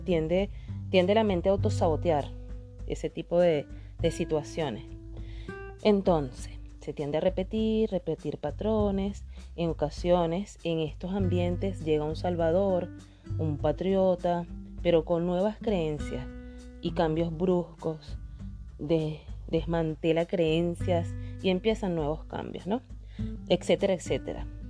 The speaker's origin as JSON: {"language": "Spanish", "country": "Venezuela", "tie": "born or raised there", "said": "mi país, en el país donde nací, Venezuela"}